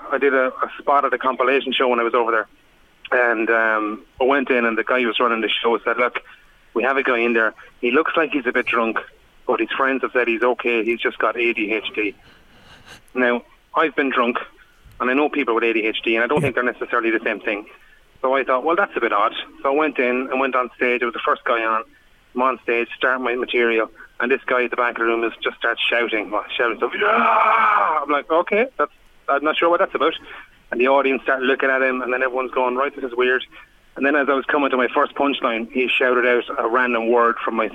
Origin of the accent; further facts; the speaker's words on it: Ireland; Greater emotion I have as an Irishman.